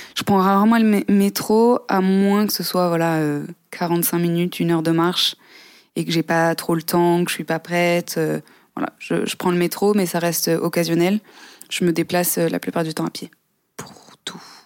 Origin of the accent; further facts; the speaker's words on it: near Aix-en-Provence, Provence-Alpes-Côte d'Azur, France; moved away as an adult; also born or lived in London; now in Paris, France; j'ai grandi dans le sud